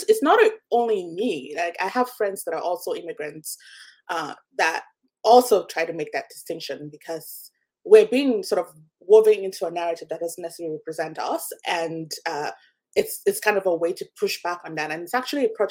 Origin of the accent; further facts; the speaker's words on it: Nigeria; now in North America; my experience growing up in Nigeria